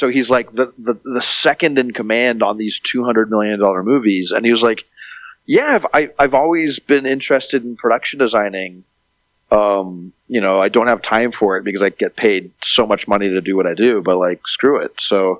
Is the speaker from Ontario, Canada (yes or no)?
no; Montreal, Quebec, Canada; born there; I'm a mutt. I'm like half Canadian. I was born in Montreal.